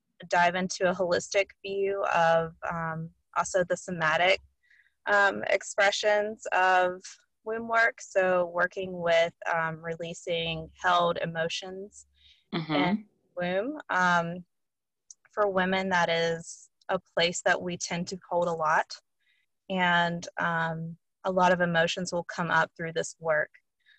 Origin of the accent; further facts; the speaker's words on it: Western North Carolina, United States; I grew up in the Bible Belt in Western North Carolina